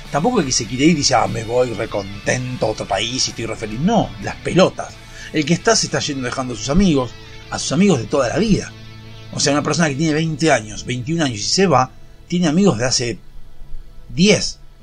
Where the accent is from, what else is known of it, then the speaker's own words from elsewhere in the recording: Argentina; ese gen maligno que tenemos como argentinos